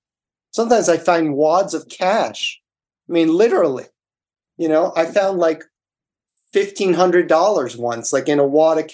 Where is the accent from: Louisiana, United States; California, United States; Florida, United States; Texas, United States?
Florida, United States; Miami; moved away; growing up in Miami